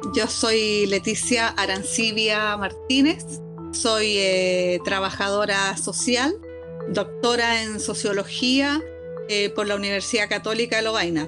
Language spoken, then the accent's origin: Spanish; Valparaíso, Chile; also born or lived in Belgium; soy porteña, soy porteña, soy porteña, nacida y criada. Y, bueno, siempre feliz en mi, en mi ciudad.